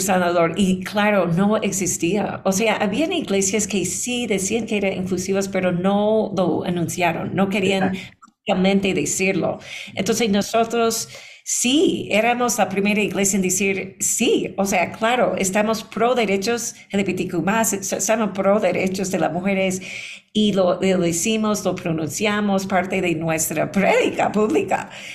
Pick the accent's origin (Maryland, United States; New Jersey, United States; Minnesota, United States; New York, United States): New York, United States; moved away as an adult; also born or lived in Boston; now in Ecuador; yo vine a Ecuador hace 13 años porque nací en Nueva York. Em, estuve enseñando como académica en Boston